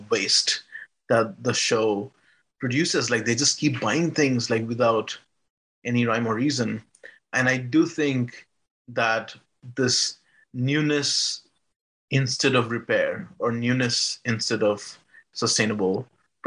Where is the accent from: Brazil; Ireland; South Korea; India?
India; I grew up in India